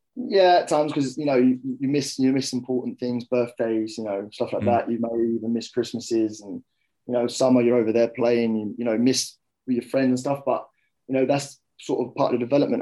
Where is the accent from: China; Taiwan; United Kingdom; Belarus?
United Kingdom; Kent, South East England; also born or lived in London; I was born in London, and uh, mm. my family moved out to Kent